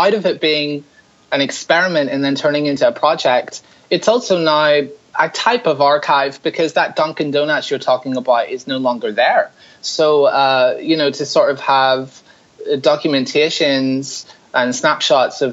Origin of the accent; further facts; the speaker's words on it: Larne, Northern Ireland, United Kingdom; now in New York City, United States; I'm from Northern Ireland. I grew up in a really small town called Larne, which is just outside Belfast